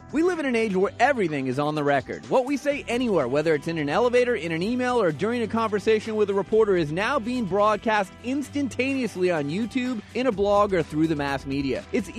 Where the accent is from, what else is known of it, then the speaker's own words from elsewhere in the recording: Phoenix, Arizona, United States; I grew up in Phoenix long ago before the Diamondbacks were there